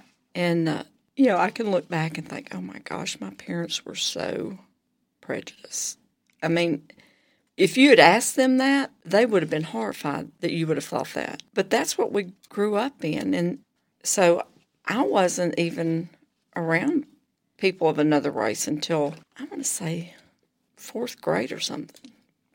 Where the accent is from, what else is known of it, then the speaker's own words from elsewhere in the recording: Georgia, United States; I grew up in Georgia, and I'm 59